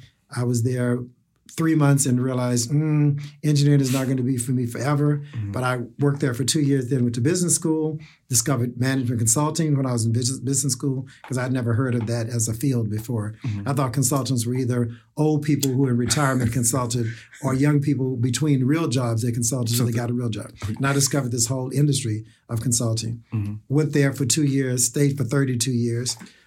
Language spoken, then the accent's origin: English; the South, United States; now in New York, United States; how do I come from the South to the East Coast and make that happen as well